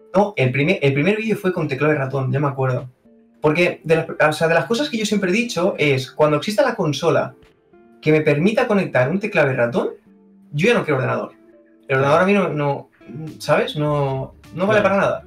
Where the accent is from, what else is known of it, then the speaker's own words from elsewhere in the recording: Cerdanyola del Vallès, Catalonia, Spain; soy de Sarrañola